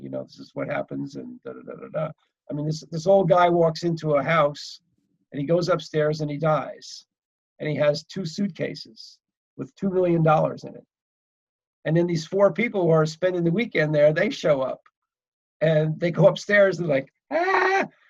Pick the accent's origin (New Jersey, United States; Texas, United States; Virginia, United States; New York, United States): New Jersey, United States; Woodbridge; now in Johnstown, United States; a little town called Woodbridge, New Jersey